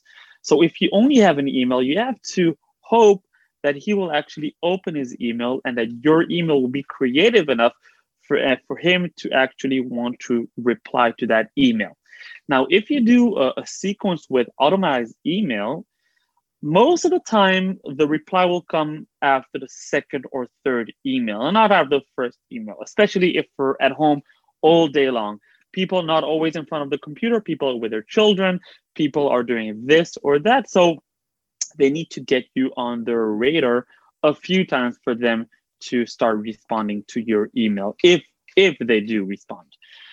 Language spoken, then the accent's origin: English; Belgium; now in Israel; I like helping Olim, people that came from abroad like I did. When I came from Belgium, I had zero connections, zero help to get into the tech field.